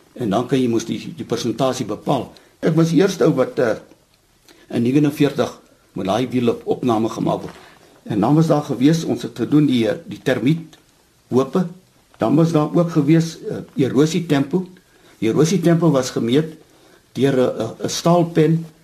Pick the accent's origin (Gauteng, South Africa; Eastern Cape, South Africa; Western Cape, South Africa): Eastern Cape, South Africa; Cradock; moved away as an adult; also born or lived in Potchefstroom; Ek is 'n gebore Oos-Kaapenaar. Ek het op Krade groot geword en daar gematrikuleer.